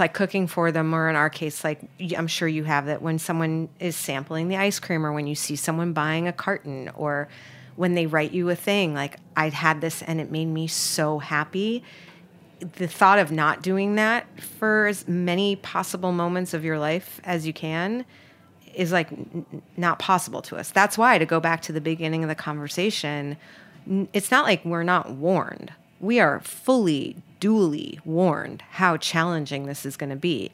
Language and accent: English; New York, United States; I'm from New York